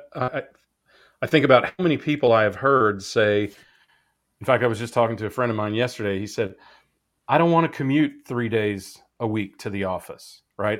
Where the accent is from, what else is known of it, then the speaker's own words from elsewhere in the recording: Midwest, United States; moved away; I come from the Midwest